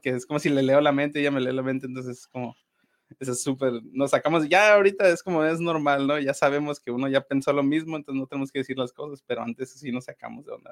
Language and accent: Spanish; Mexico; also born or lived in Los Angeles, United States; yo nací en Estados Unidos, soy de Los Ángeles, pero me vine a vivir a, a México desde que tengo como tres años mis papás pues se vinieron para acá